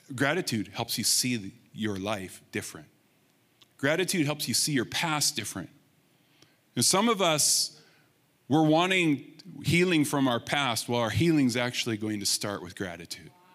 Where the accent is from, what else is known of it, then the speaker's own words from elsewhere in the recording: Rimbey, Alberta, Canada; the Blind Man River that I grew up in Rimbey